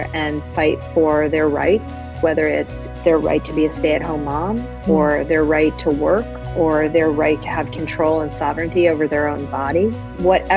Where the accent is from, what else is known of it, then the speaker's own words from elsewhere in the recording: Fort Lauderdale, Florida, United States; a kid growing up in Fort Lauderdale, Florida